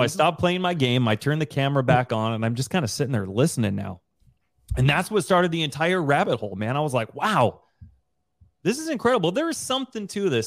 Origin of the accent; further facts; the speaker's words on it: Rigby, Idaho, United States; moved away as an adult; We both grew up in Riory, Idaho together